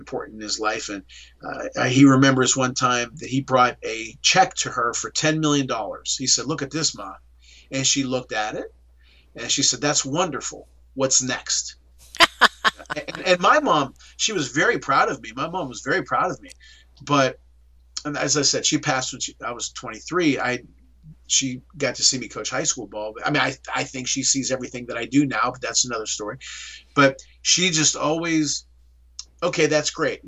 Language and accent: English; Swissvale, Pennsylvania, United States; my hometown of Swigley